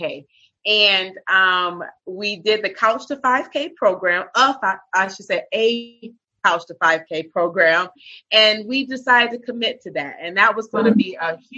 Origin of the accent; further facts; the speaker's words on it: Michigan, United States; moved away as an adult; now in South Florida, United States; I'm from Michigan, born and raised, moved here to South Florida about 5 years ago